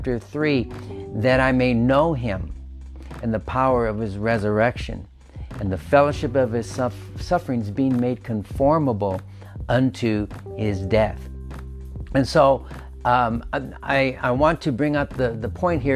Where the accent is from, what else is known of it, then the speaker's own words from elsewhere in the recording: United States; we as American Christians